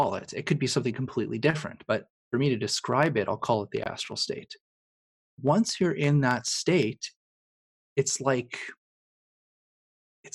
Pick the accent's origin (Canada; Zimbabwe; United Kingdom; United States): Canada; I'm also Canadian too